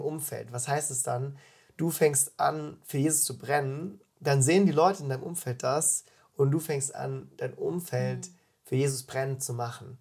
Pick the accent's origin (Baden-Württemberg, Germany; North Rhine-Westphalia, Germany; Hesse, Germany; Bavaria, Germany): Baden-Württemberg, Germany; Freiburg; now in Füssen, Germany; Ich komme aus Freiburg, bin 29 Jahre alt